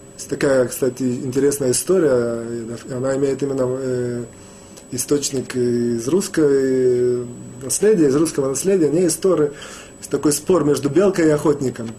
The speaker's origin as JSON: {"language": "Russian", "country": "Russia", "moved": "yes", "said": "мы, евреи, выходцы из России"}